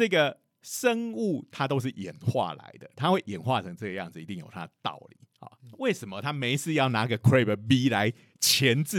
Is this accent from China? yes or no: no; Taiwan; 然后我们台湾人都超信这种啊，这种东西有效